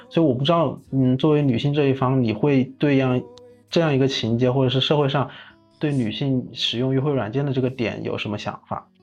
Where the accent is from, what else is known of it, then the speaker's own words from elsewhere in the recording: Wuhan, Hubei, China; 我也是武汉的